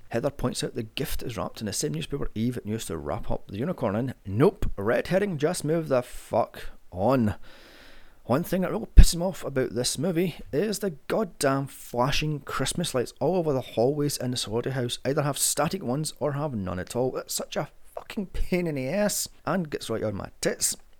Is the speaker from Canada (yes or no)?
no; United Kingdom; because I'm British